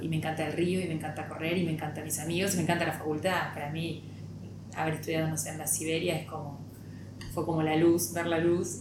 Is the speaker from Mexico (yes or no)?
no; Pujato, Santa Fe, Argentina; moved away as an adult; now in Rosario, Argentina; nací acá básicamente, pero digo, en un sanatorio de la ciudad, pero soy de Pujato, que es un pueblo que está muy cerca de Rosario